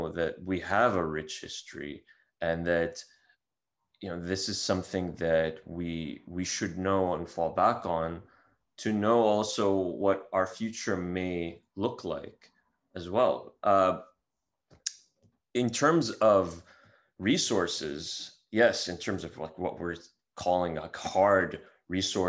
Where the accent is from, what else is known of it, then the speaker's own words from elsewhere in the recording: Syria; my family's Syrian. I grew up in Syria